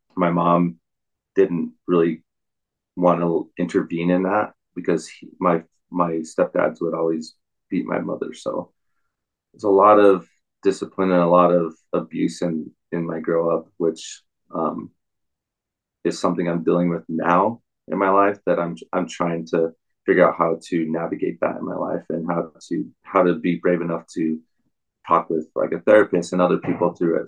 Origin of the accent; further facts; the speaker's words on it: Provo, Utah, United States; also born or lived in Salt Lake City, Utah / Bountiful, Utah; I grew up in in Utah County, um, Provo, Orem area, and then moved around a lot, Salt Lake. Um, ended up in in Salt Lake, a bountiful area.